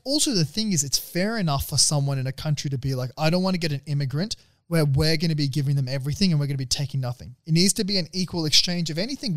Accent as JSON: {"language": "English", "country": "Australia", "said": "coming as an Aussie"}